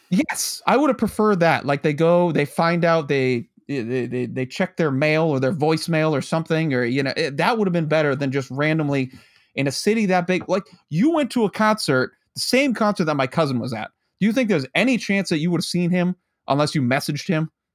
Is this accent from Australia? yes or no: no; United States; growing up near New York City